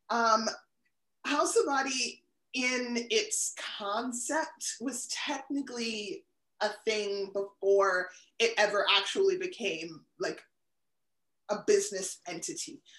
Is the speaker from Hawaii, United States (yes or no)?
yes; Honolulu, Hawaii, United States; born there; also born or lived in DMV, United States; now in New Hampshire, United States; I lived in the DMV the longest, so that always has like a piece of my heart. I was born in Honolulu. My father was in the military, so I've lived in like a bunch of states in between.